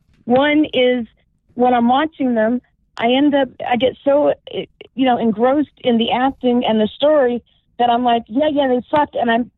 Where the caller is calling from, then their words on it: Syracuse, New York, United States; from beautiful downtown Syracuse.